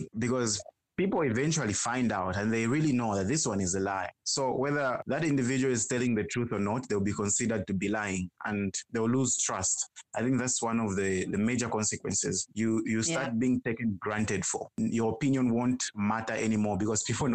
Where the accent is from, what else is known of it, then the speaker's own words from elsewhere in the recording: Zambia; I am from Zambia